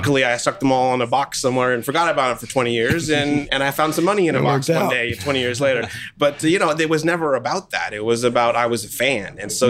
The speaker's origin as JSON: {"language": "English", "town": "Seattle", "region": "Washington", "country": "United States", "tie": "born or raised there", "said": "I'm from Seattle."}